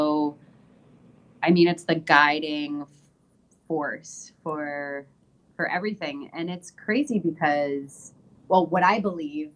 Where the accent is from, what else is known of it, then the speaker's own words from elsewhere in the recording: Windsor, Ontario, Canada; also born or lived in New York City; now in Puerto Vallarta, Mexico; I grew up in Windsor, Ontario, and I went to school with what seemed like all Jewish